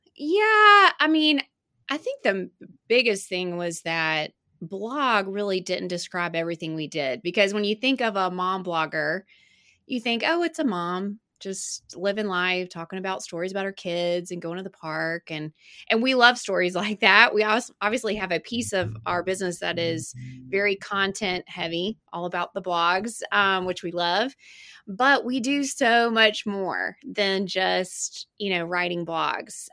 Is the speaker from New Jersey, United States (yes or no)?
no; Birmingham, Alabama, United States; I grew up in Birmingham and I went to Alabama